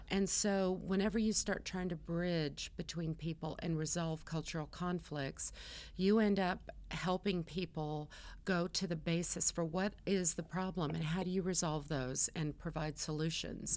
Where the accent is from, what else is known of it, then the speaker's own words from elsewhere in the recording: California, United States; I was born in California. I'm a California girl, and my first dollar I earned as a lifeguard